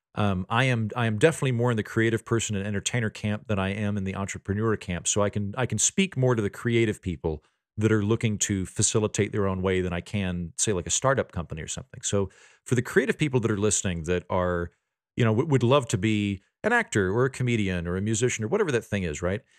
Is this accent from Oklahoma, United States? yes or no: yes; Oklahoma, United States; moved away; also born or lived in Washington, D.C.; I'm from Oklahoma, my dad's a judge, but the rest of my family's farmers